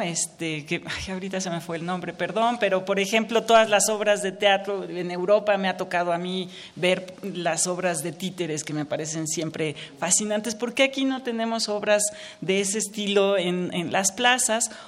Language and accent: Spanish; Mexico; me alienta mucho como mexicana